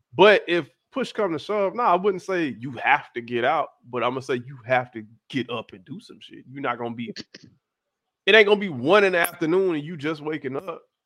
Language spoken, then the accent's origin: English; South Florida, United States; I am not Caribbean. I'm just from South Florida.